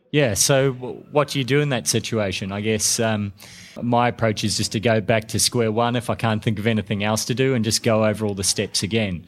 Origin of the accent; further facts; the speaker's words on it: New Zealand; now in Melbourne, Australia; I'm a New Zealander, but I live in Australia and I'm in Melbourne